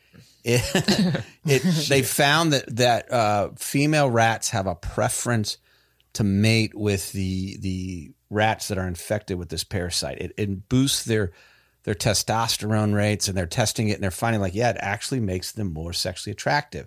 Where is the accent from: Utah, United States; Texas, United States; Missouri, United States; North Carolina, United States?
North Carolina, United States; Raleigh; we're all from the Raleigh, North Carolina area